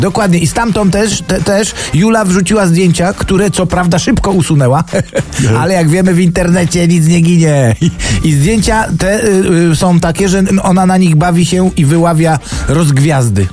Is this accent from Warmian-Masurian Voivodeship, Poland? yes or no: no; Silesian Voivodeship, Poland; Jak to się godo u nas na Śląsku